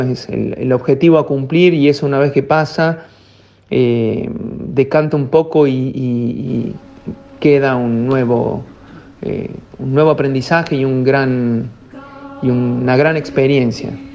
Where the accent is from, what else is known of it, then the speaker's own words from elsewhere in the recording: Córdoba, Argentina; now in La Plata, Argentina; cordobés, y ya más en, eh, los años que vivo en la ciudad de La Plata, yo soy más platense que cordobés, pero sí, cordobés de pura cepa.